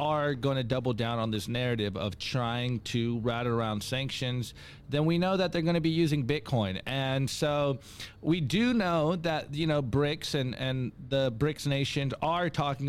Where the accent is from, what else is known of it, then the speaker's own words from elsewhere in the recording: United States; I am an American